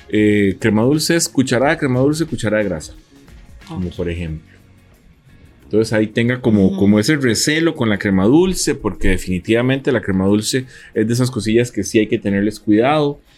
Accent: San Antonio de Belén, Heredia, Costa Rica; yo soy de San Antonio de Belén y vos sabes que en Belén la gente ese tamal con mayonesa.

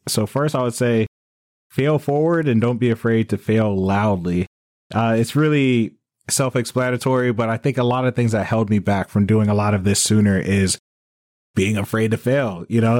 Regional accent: Maryland, United States; moved away as an adult; also born or lived in Bangkok, Thailand; that's what my home world is, Maryland or the U S. right? Because I'm an American, I grew up here

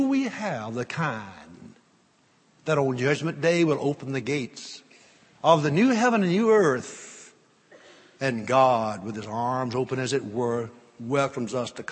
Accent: North Louisiana, United States; I grew up in North Louisiana

